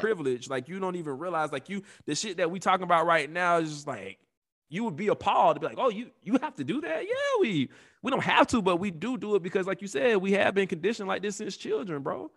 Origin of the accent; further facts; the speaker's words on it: Atlanta, Georgia, United States; we are from Atlanta